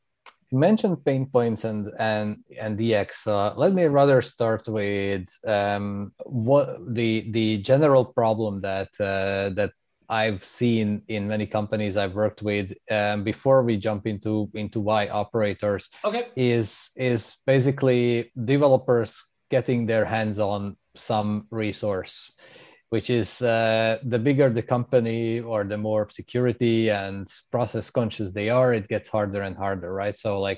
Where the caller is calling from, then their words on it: Amsterdam, North Holland, Netherlands; I'm calling in from Amsterdam, and I moved here a few years ago.